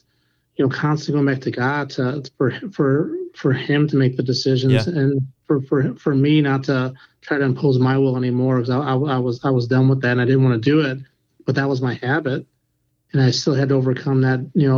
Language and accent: English; England, United Kingdom; I'm from England.